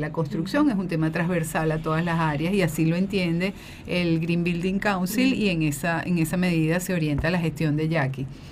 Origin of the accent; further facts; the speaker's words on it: Venezuela; yo soy venezolana, como decimos en Venezuela